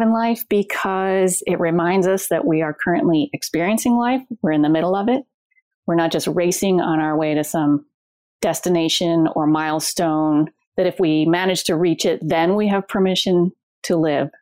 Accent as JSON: {"language": "English", "town": "Los Angeles", "region": "California", "country": "United States", "said": "I'm from Los Angeles."}